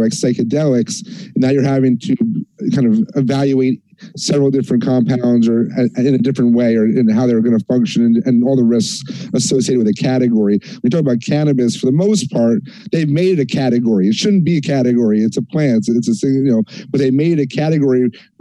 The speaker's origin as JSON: {"language": "English", "region": "New York", "country": "United States", "said": "being a New Yorker myself"}